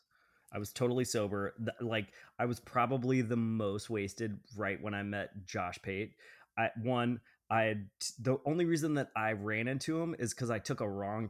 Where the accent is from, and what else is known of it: Georgia, United States; born or raised there